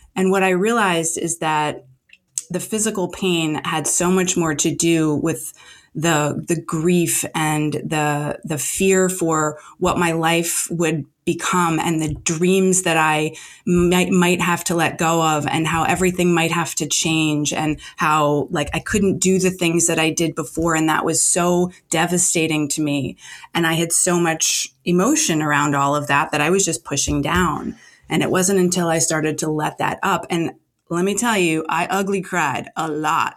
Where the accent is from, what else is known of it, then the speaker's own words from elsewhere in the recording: New Jersey, United States; now in Los Angeles, United States; I'm not in New Jersey now, but I'm from New Jersey